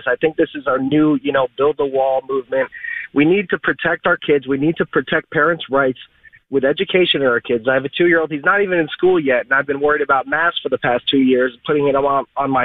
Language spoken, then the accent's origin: English; Florida, United States; I'm born and raised in Florida